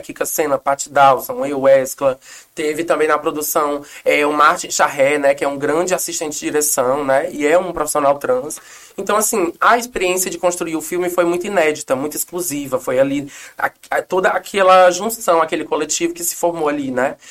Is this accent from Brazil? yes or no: yes; Aracatiaçu, Ceará, Brazil; moved away; Eu tenho muito orgulho de ser nordestina, cearense